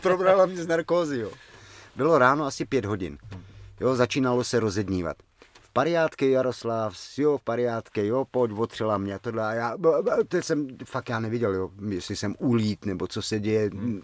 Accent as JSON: {"language": "Czech", "country": "Czechia", "said": "z Čech"}